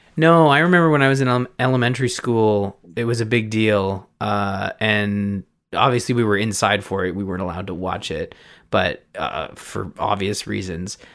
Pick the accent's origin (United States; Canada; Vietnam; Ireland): Canada; I'm Canadian